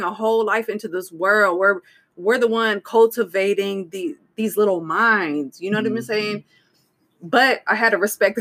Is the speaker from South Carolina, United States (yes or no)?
no; Stockton, California, United States; I was raised on Waterloo Road on the east side